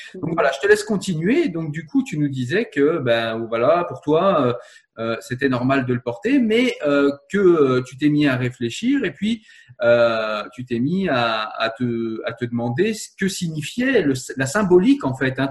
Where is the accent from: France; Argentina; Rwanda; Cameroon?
France; Je suis français